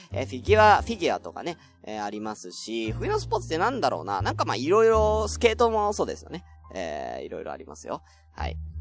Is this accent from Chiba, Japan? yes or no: no; Tokyo, Japan; born or raised there